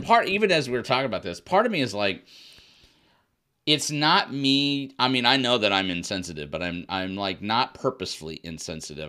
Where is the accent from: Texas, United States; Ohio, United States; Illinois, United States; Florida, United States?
Illinois, United States; moved away as an adult; also born or lived in Indiana / New Mexico; I grew up in the Midwest in, in Illinois